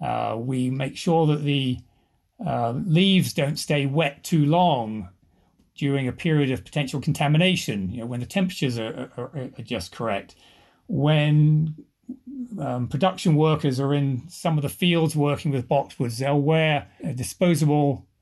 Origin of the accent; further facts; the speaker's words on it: England, United Kingdom; now in United States; But if I talk to my family back in England, they say I've lost my accent and just sound very American. And my kids tell people I don't have an accent.